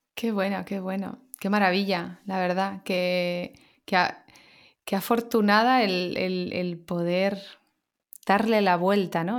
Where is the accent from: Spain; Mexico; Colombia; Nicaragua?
Spain; Barcelona, Catalonia; now in Madrid, Spain; Yo también soy nacida en Barcelona, pero llevo 20 años en Madrid